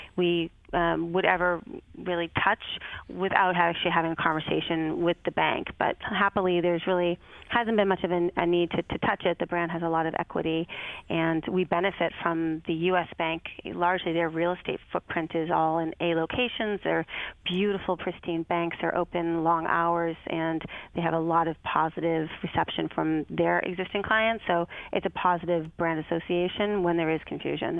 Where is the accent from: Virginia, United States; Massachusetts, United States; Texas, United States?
Massachusetts, United States; Boston; moved away as an adult; also born or lived in Chicago / Detroit; my hometown of Boston